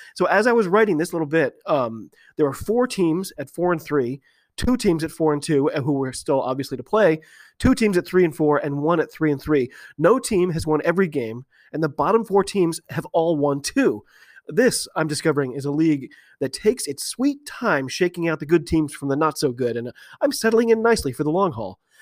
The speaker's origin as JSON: {"language": "English", "country": "United States", "said": "I'm an American rugby fan"}